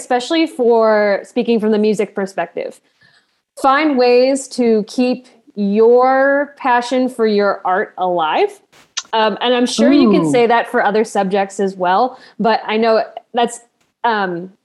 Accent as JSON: {"language": "English", "region": "Midwest", "country": "United States", "moved": "as an adult", "lives_now": "Texas, United States", "said": "I'm from the Midwest and now I'm teaching down in Texas"}